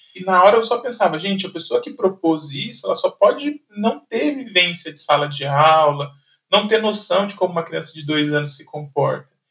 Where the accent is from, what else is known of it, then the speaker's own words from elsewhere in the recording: São José dos Campos, São Paulo, Brazil; eu trabalhava em São Paulo, mas eu sou de São José dos Campos